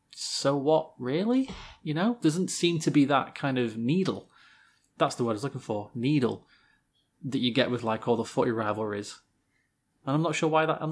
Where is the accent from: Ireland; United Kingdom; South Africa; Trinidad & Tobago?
United Kingdom; Hammersmith, London; Well, I come from Hammersmith.